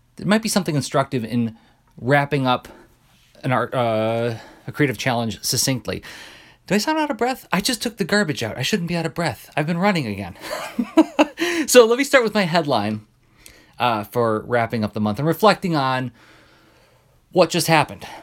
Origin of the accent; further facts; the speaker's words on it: Midwest, United States; I'm a Midwesterner